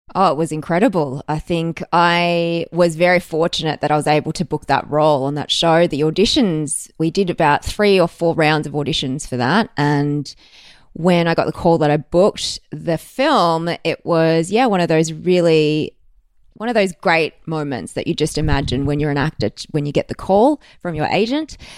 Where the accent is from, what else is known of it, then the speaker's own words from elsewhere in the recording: Melbourne, Victoria, Australia; I was born in Melbourne. I've spent most of my life here.